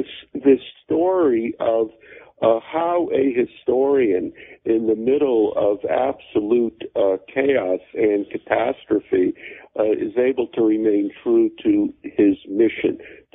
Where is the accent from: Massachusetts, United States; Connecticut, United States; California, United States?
Connecticut, United States; also born or lived in Germany; Yeah, I was born in Germany in a displaced persons camp after World War II. My parents were Holocaust survivors. I grew up in Connecticut.